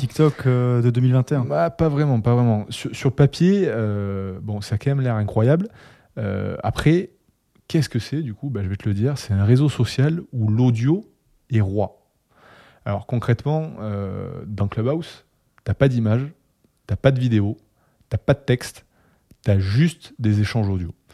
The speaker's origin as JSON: {"language": "French", "town": "Toulouse", "region": "Occitania", "country": "France", "accent": "Toulouse", "moved": "as an adult", "lives_now": "Paris, France", "said": "J'habite à Paris depuis 3 ans, mon cœur est resté à Toulouse, je pense que ça s'entend au niveau de mon accent"}